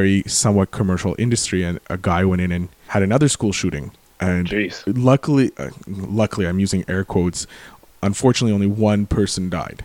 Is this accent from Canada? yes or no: yes; Quebec, Canada; accent: Quebecer; a fellow Quebecer